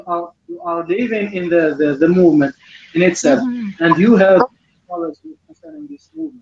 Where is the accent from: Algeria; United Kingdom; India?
Algeria; I'm from Algeria, from the north of Africa.